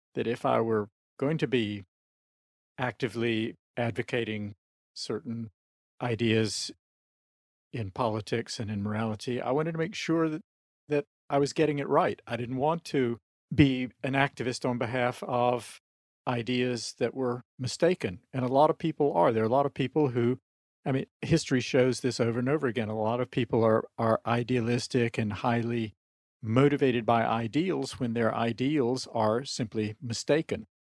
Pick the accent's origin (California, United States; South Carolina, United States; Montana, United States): South Carolina, United States; moved away; I'm from the American South, I'm still in touch with people I grew up with in South Carolina